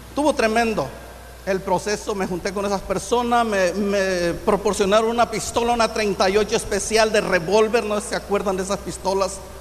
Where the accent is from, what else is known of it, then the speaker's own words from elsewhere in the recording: Infiernillo, Michoacán, Mexico; also born or lived in Lázaro Cárdenas, Michoacán / Zirahuén, Michoacán; yo nací en, aquí en Michoacán, en Infiernillo.